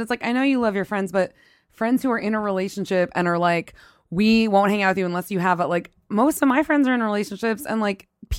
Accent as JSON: {"language": "English", "region": "the South", "country": "United States", "moved": "yes", "said": "I'm from the South"}